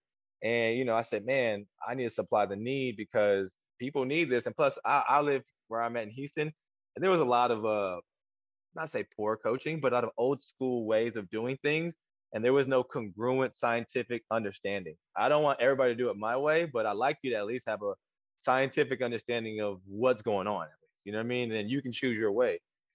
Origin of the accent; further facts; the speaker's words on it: South Korea; I'm Korean, so my mom just kind of built me that way. I was born in Korea.